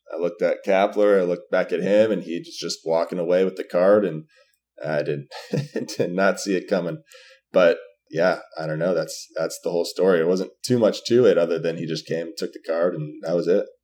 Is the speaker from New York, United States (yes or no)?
no; Arizona, United States; growing up in Arizona